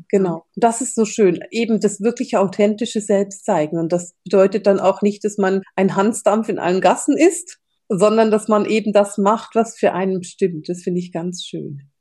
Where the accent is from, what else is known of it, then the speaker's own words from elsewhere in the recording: Switzerland; bei uns in der Schweiz